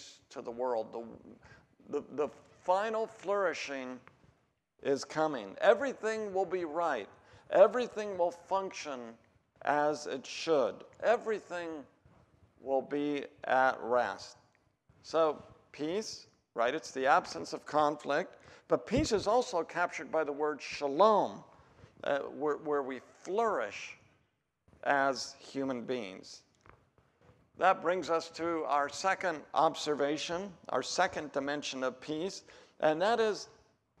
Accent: Oregon, United States; I'm from Oregon

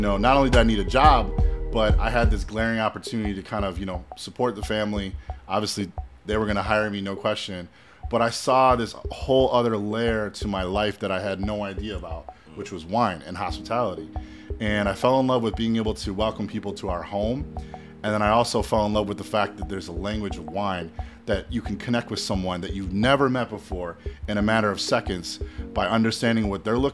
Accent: Evanston, Illinois, United States; moved away as an adult; also born or lived in Chicago / Manhattan, New York; my hometown, like my family's restaurant, Oceanique

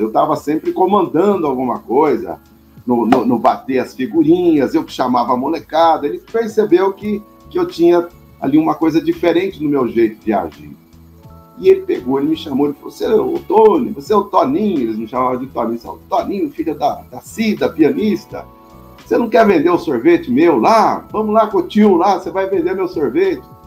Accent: Cachoeira Paulista, São Paulo, Brazil; Nasci em São Paulo e logo fui, é, tive um presente de Deus, digamos assim, e fui, fui morar no interior, numa cidadezinha chamada Cachoeira Paulista, lá no Vale do Paraíba

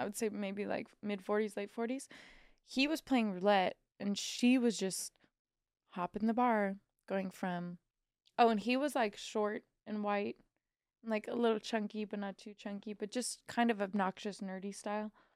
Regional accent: Missouri, United States; I'm from Missouri

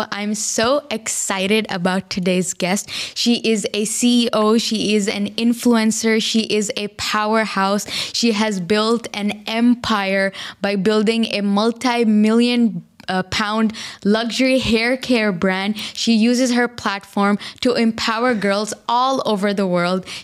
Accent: Lahore, Punjab, Pakistan; I'm a Pakistani Punjabi. I'm, I'm from Lahore.

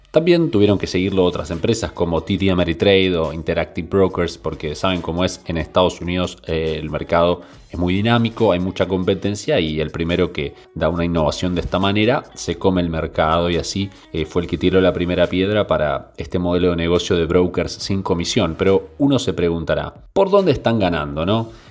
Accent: Argentina; uno como argentino en el exterior

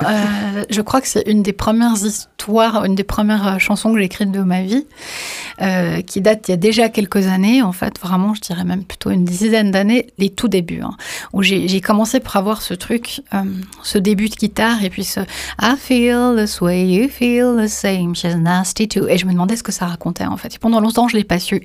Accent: Bosnia & Herzegovina; je suis né en Bosnie-Herzégovine

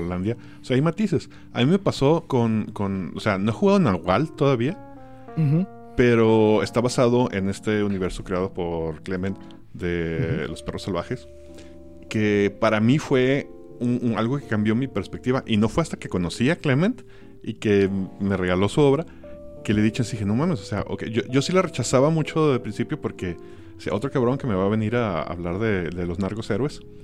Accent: Mazatlán, Sinaloa, Mexico; Yo soy de Mazatlán, Sinaloa.

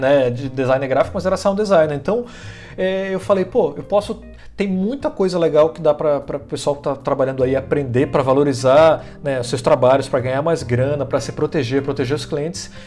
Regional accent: Manaus, Amazonas, Brazil; now in Florianópolis, Brazil; eu vim parar em Florianópolis, sou de Manaus, né? Vim morar em Florianópolis

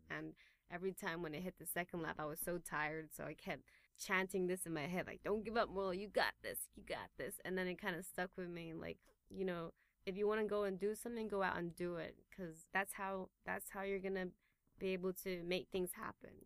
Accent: Taipei, Taiwan; moved away as an adult; also born or lived in England; Born and raised in Taipei, and I grew up uh, going to international school here at Taipei European School

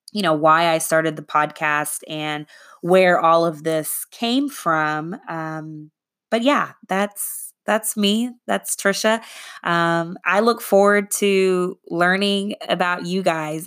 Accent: Arlington, Texas, United States; also born or lived in Boston; I was raised in the Arlington, Texas area

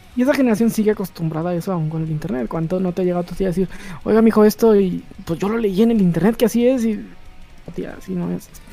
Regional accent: La Laguna, Mexico; moved away

